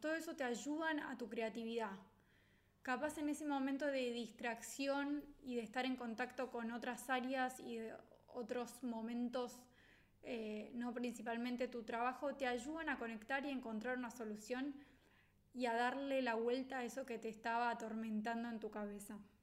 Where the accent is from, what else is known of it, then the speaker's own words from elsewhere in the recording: Argentina; los argentinos solemos ser muy creativos, que somos valorados en el mundo por ser creativos